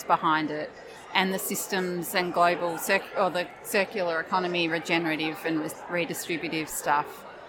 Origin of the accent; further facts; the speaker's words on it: Victoria, Australia; I'm from Northeast Victoria